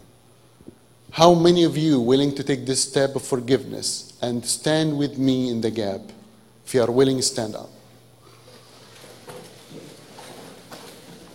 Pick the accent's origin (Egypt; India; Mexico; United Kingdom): Egypt; English is a second language; moved away; as an Egyptian